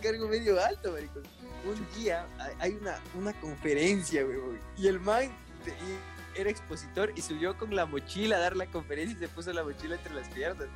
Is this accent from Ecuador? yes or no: yes; Latacunga, Cotopaxi, Ecuador; yo soy de la Tacunga, de la Catunga